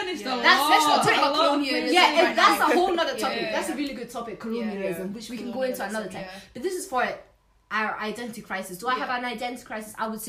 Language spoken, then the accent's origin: English; Glasgow, Scotland, United Kingdom; born or raised there; also born or lived in Somalia